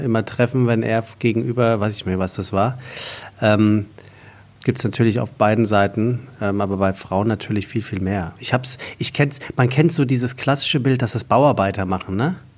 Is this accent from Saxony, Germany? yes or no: no; Taunus, Hesse, Germany; ich komme aus dem Taunus, äh, da gibt es äh, Berge